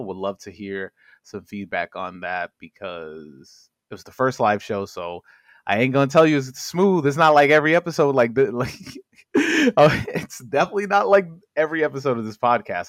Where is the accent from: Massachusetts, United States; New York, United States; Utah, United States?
New York, United States; I'm from New York